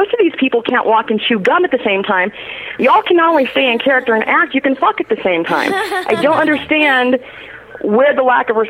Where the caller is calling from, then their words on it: Denver, Colorado, United States; Hey, it's … in Denver. How y'all doing?